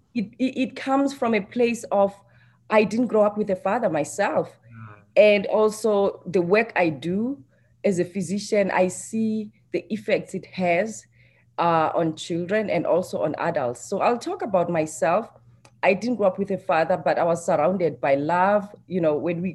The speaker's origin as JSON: {"language": "English", "country": "South Africa", "tie": "born or raised there", "moved": "as an adult", "lives_now": "Canada", "said": "growing up in South Africa as a young girl, 7 years old."}